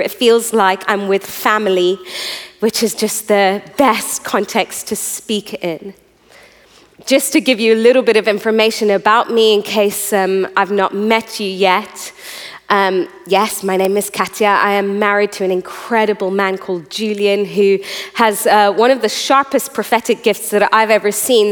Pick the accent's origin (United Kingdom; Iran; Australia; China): Iran; I'm a third generation preacher, and I was born in Iran